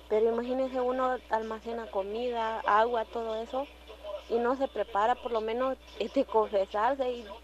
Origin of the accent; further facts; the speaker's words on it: El Salvador; Ojalá Dios quiera que esto no llegue hasta acá, pero eso es lo que todos como salvadoreños, como seres humanos deberíamos de tener, estar listos y preparados para lo